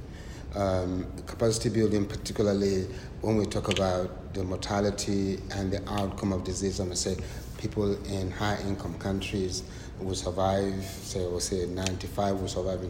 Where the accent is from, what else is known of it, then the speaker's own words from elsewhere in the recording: Nigeria; now in United Kingdom; I'm Nigerian. See, I'm Nigerian.